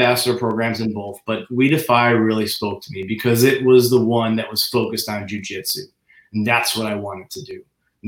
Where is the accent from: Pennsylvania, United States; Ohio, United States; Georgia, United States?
Ohio, United States; Cleveland; moved away as an adult; I grew up in Cleveland, Ohio